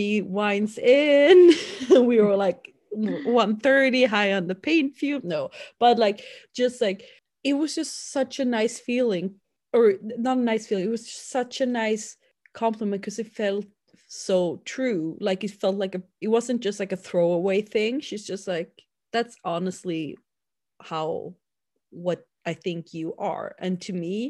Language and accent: English; Sweden; growing up in my hometown